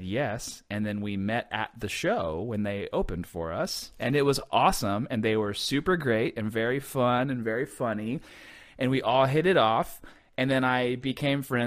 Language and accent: English; Texas, United States; now in Los Angeles, United States; I grew up in Texas